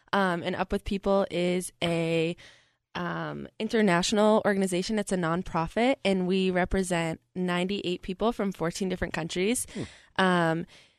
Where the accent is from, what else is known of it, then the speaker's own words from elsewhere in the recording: Boston, Massachusetts, United States; I'm from Boston, Massachusetts.